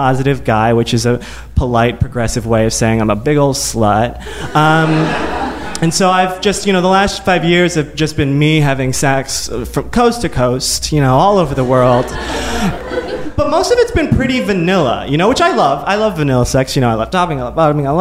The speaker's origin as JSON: {"language": "English", "region": "Midwest", "country": "United States", "tie": "born or raised there"}